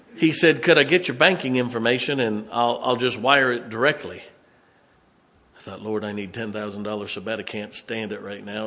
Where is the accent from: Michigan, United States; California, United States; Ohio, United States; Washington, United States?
Ohio, United States; Canton; moved away; I grew up in Northeast Ohio